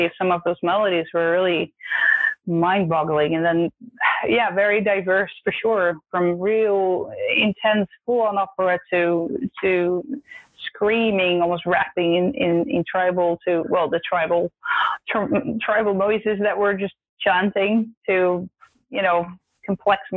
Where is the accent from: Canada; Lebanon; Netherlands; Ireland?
Netherlands; now in Sweden; the Netherlands, where I'm from